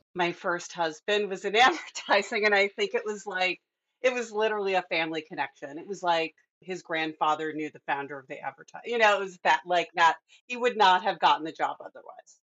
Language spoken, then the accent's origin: English; Midwest, United States; I'm a Midwesterner too